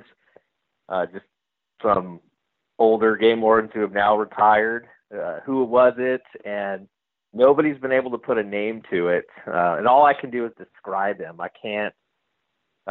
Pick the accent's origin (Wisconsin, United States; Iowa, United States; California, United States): California, United States; Stockton; I grew up in Stockton, California